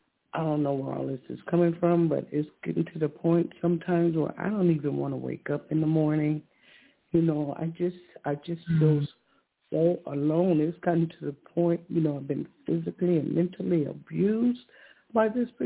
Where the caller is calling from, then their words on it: California, United States; I'm calling from California.